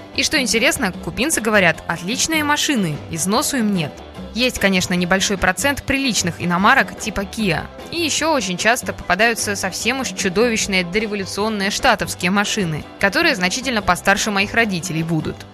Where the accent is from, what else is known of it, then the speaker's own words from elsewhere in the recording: Russia; мы из России